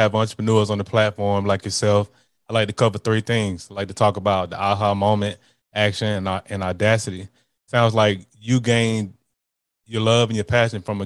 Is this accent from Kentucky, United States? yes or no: no; Montgomery, Alabama, United States; I've been here all my life